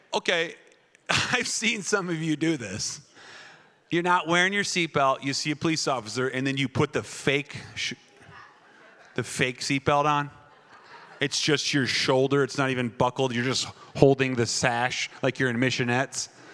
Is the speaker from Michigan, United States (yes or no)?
no; Wisconsin, United States; moved away; I was raised in Wisconsin, that foreign country that Pastor Mark talks about